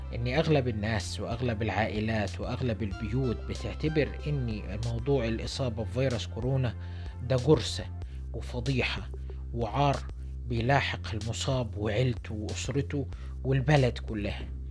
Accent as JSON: {"language": "Arabic", "town": "Luxor", "region": "Luxor Governorate", "country": "Egypt", "said": "احنا عندنا في الأقصر"}